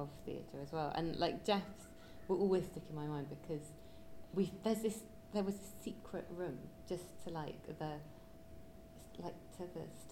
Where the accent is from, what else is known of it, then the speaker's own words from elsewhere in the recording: Liverpool, North West England, United Kingdom; I grew up in Liverpool